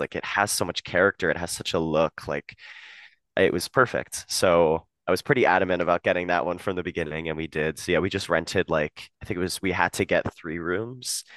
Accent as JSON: {"language": "English", "town": "Harrisburg", "region": "Pennsylvania", "country": "United States", "moved": "as an adult", "lives_now": "New York, United States", "said": "I'm from Harrisburg, Pennsylvania"}